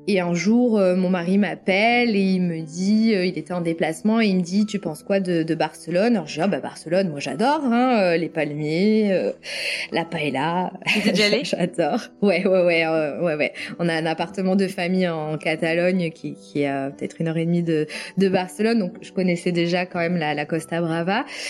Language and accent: French; France; moved away as an adult; now in North Carolina, United States; je viens de la vallée des Côtes-du-Rhône. Forcément, en tant que native de là